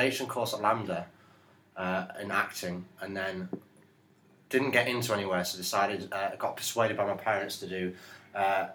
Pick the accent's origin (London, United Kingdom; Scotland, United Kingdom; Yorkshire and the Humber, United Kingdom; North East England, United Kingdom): Yorkshire and the Humber, United Kingdom; Hull; born or raised there; moved away; also born or lived in Grimsby